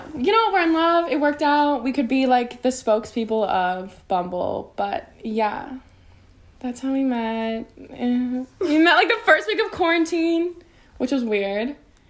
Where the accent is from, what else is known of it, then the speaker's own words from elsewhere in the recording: Illinois, United States; now in Los Angeles, United States; No, I'm from Illinois.